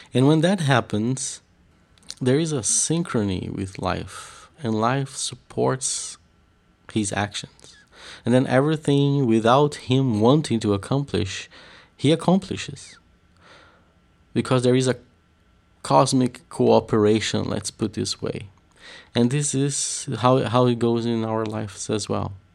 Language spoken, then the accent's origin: English; Curitiba, Paraná, Brazil; I come from the south of Brazil in a city called, uh, Curitiba